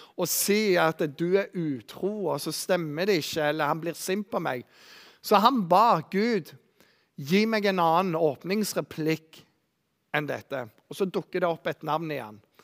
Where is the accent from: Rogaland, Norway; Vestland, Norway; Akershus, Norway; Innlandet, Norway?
Rogaland, Norway; Bryne; Jeg vokste opp på Bryne